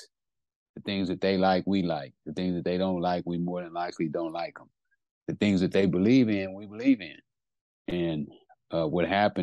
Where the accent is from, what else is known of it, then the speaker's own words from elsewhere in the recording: California, United States; also born or lived in Texas; I'm from California. You know, been living here most of my life. Was born in Texas, but you know, I'm a Californian